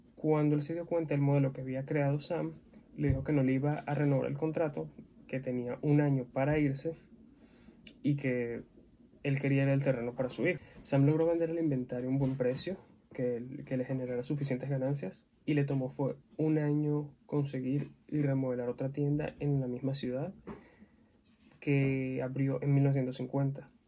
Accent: Venezuela; soy venezolano

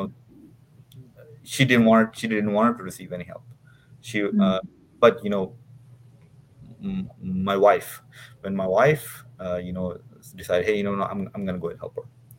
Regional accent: Dubai, United Arab Emirates; moved away as an adult; also born or lived in Pakistan; I was raised in Dubai.

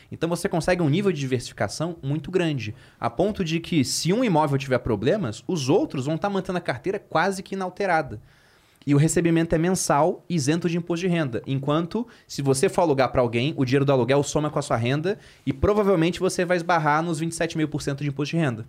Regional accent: Rio de Janeiro, Brazil; moved away as an adult; now in São Paulo, Brazil; Eu sou carioca

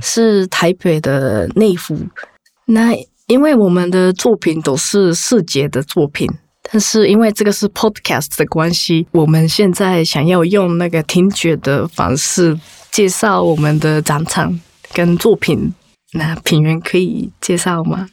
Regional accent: Japan; Chinese is a second language; 我家族是，我是在，在 日本出生的

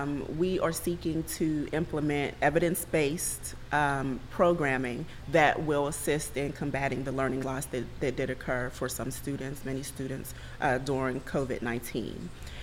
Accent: Pittsburgh, Pennsylvania, United States; I'm a very proud product of Pittsburgh Public Schools.

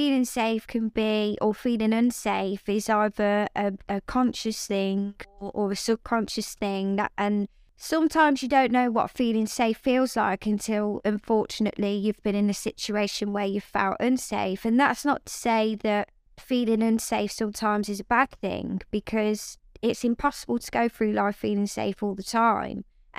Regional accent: Coventry, West Midlands, United Kingdom; Yeah, Coventry born and bred, my family as well. So it's Coventry is home, and it is a wonderful place to be and somewhere that I'm very proud to come from, most definitely.

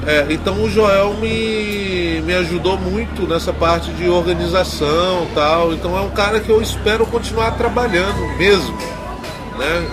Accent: Brazil; Eu divulgo o Brasil, sempre estou falando da minha terra tal, e da cultura brasileira

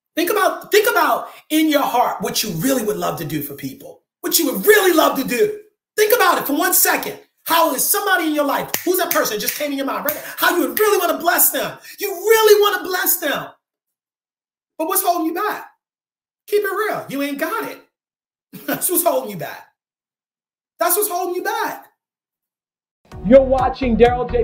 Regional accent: Maryland, United States; I'm from Maryland

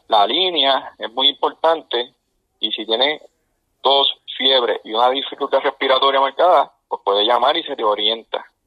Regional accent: Puerto Rico

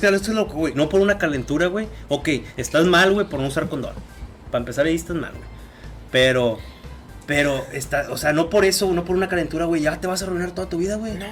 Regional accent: Mexico; puedo decir que también soy mexicano

